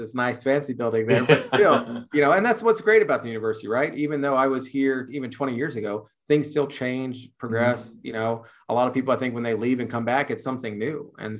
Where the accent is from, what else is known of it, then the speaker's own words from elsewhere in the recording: Netherlands; English is a second language; also born or lived in Texas; here I am, this kid, born and raised in the Netherlands, coming from Texas